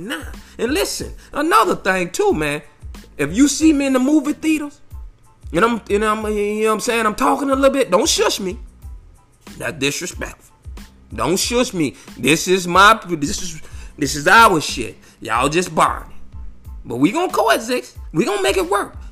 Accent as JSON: {"language": "English", "town": "Fort Myers", "region": "Florida", "country": "United States", "tie": "born or raised there", "said": "I'm from Florida. I'm born and raised Fort Myers"}